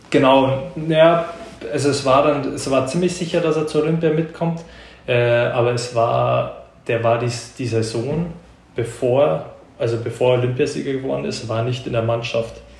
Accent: Germany; Aber jetzt als Deutscher, ähm, nee.

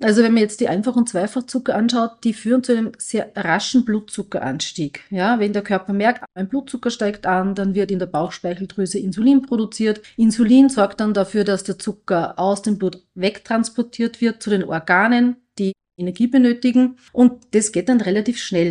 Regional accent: Austria; bei uns in Österreich

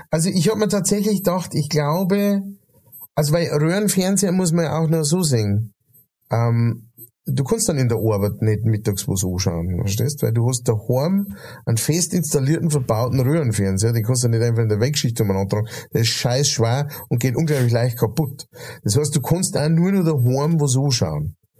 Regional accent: Bavaria, Germany; also wir haben so den, ähm, der, der bayerische Sprachstamm

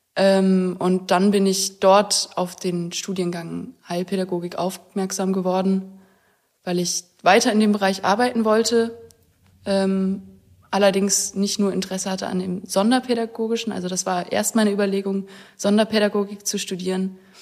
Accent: Weimar, Thuringia, Germany; moved away as an adult; now in Görlitz, Germany; Aus Weimar komme ich

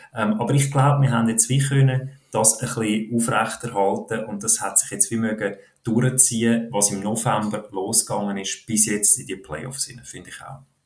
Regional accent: Switzerland; wir Schweizer

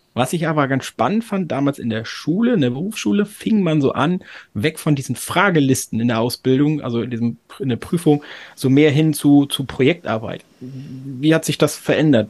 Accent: Oldenburg, Lower Saxony, Germany; ich habe in Oldenburg studiert. Ich komme aus Oldenburg

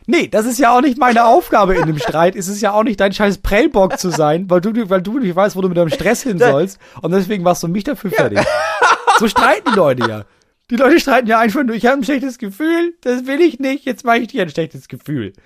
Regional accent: Bremen, Germany; moved away as an adult; wann bin ich aus Bremen weggezogen? Vor drei Jahren

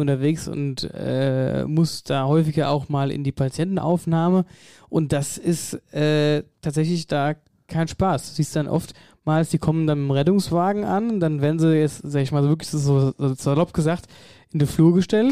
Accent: Wetterau, Hesse, Germany; bei uns in der Wetterau

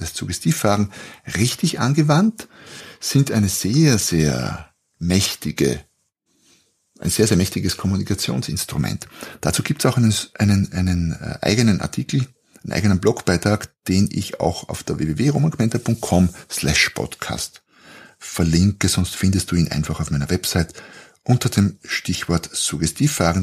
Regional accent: Austria; Ich bin Österreicher, da beginnt schon mal. Wir sprechen anders jetzt im Vergleich zu den deutschen oder Schweizer Hörern

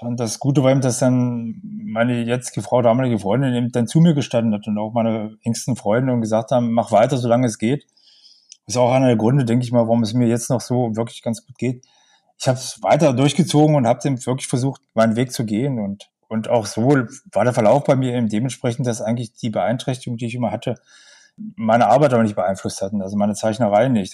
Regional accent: a small village 40 km from Magdeburg, Saxony-Anhalt, Germany; moved away as an adult; now in Magdeburg, Germany; Ich bin nicht in Magdeburg geboren. Ich lebe jetzt in Magdeburg. Ich bin aufgewachsen in einem kleinen Dorf, 40 Kilometer von Magdeburg.

